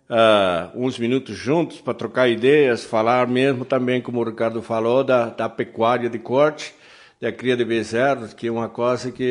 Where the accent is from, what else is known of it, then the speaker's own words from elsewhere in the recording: Uruguay; Portuguese is a second language; now in United States; Eu, eu sou uruguaio, mas já levo uns 45 anos morando nos Estados Unidos. Então, 30 anos trabalhando aqui no Brasil, dá para aprender a língua um pouquinho.